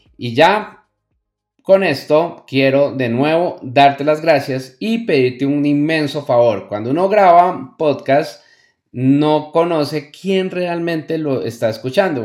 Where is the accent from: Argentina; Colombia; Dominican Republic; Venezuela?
Colombia; una expresión que utilizamos mucho en mi país natal, Colombia